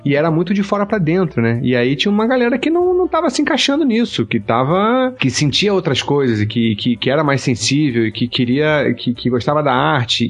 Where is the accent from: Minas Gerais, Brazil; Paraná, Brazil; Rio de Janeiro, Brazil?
Rio de Janeiro, Brazil; Petrópolis; sou de Petrópolis, que é uma cidade pequena